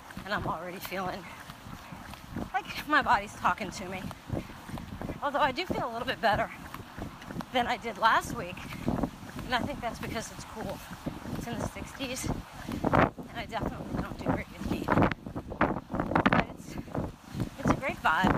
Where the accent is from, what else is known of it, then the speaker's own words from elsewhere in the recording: Washington, District of Columbia, United States; I'm from Washington, D.C.